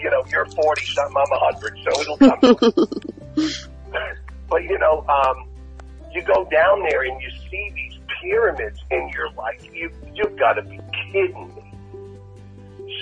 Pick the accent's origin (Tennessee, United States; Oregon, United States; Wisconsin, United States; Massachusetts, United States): Massachusetts, United States; Martha's Vineyard; now in Los Angeles, United States; I used to go home all the time. I used to fly back to Boston, and then I would go to Martha's Vineyard. And, you know, Martha's Vineyard, I was one of the poor kids.